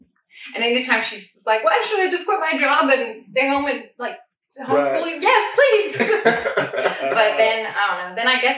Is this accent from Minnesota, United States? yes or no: no; Paulding County, Georgia, United States; Way back to Paulden County. Born and raised on Drag Strip Road.